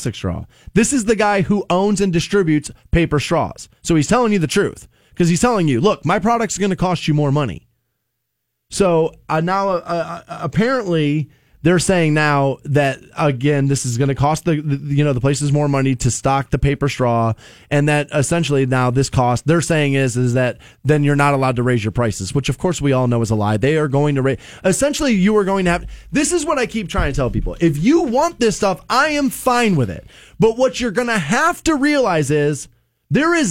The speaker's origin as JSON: {"language": "English", "country": "United States", "tie": "born or raised there", "said": "the America I grew up"}